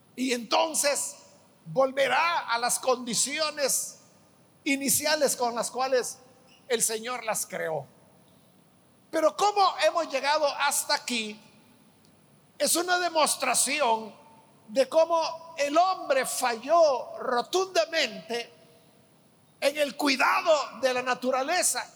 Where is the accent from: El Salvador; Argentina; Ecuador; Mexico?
El Salvador; En nuestro país